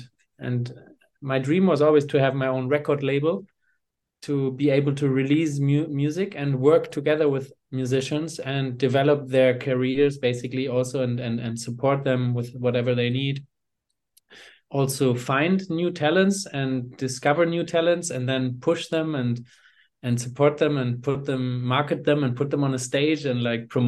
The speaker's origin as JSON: {"language": "English", "country": "Eswatini", "tie": "born or raised there", "also_born_or_lived": "Hamburg, Germany", "said": "I'm originally from Hamburg, Germany. I grew up in Swaziland, formerly Swaziland. It's Eswatini now in southern Africa, in the south of Africa, a small, tiny kingdom. That's where I went to primary school myself."}